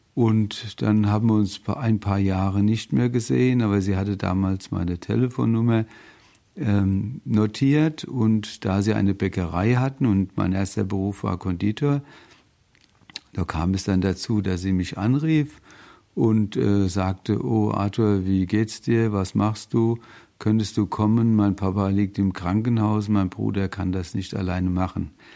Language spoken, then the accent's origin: German; Bingen am Rhein, Rhineland-Palatinate, Germany; now in Mainz, Germany; Ich komme aus dem schönen Rheinhessen bin da auch geboren in Bingen im Heiliggeist